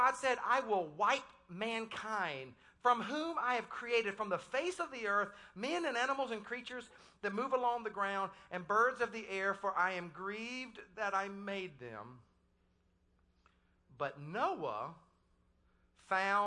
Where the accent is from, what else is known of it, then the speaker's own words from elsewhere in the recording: the Carolinas, United States; I was born in the Carolinas. And so I'm a coastal boy